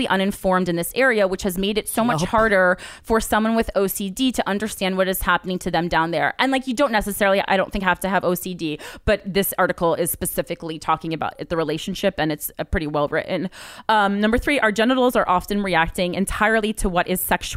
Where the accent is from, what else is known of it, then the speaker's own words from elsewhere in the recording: New Jersey, United States; we're both from Jersey